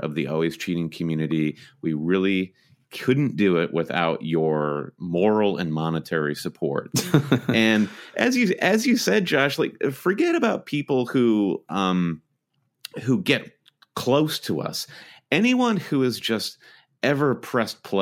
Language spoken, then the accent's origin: English; Michigan, United States; we're both Michigan natives